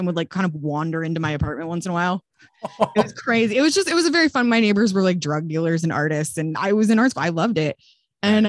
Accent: Longmont, Colorado, United States; moved away as an adult; also born or lived in Dallas, Texas; now in Los Angeles, United States; I call Longmont my hometown. I lived there till I was 18.

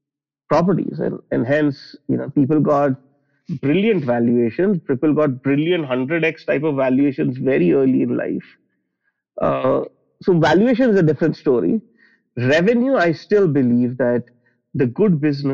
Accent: Delhi, India; I grew up in Delhi in India, which is the capital of the country

